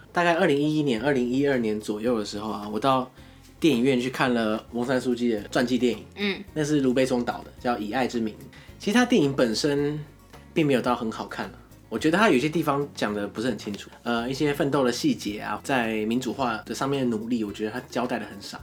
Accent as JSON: {"language": "Chinese", "country": "Taiwan", "said": "我们台湾是十二个生肖"}